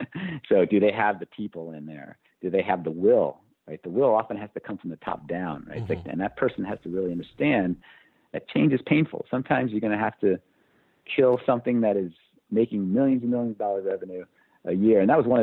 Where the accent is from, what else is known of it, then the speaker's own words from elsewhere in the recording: Poughkeepsie, New York, United States; Both my parents worked for IBM. I'm from Poughkeepsie, New York.